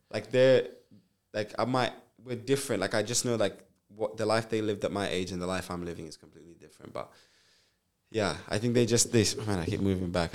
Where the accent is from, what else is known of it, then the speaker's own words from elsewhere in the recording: Zambia; now in Perth, Australia; I was born in Zambia